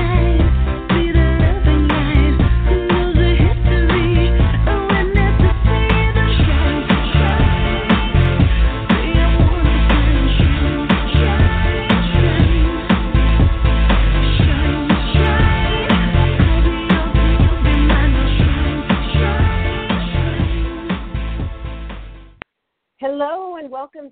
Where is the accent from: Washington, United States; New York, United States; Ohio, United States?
Washington, United States; Seattle; moved away; also born or lived in Los Angeles / Chicago; I grew up in Seattle, Washington, lived in Los Angeles.